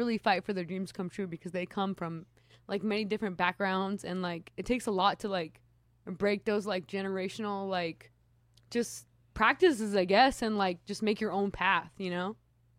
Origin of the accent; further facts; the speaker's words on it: Norwalk, California, United States; also born or lived in South Los Angeles; I grew up in Norwalk.